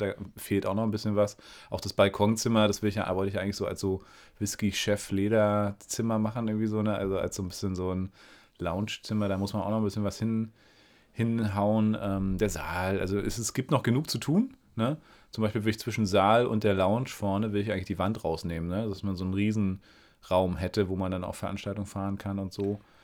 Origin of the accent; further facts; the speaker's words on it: Berlin, Germany; moved away as an adult; now in Greifswald, Germany; ich als Berliner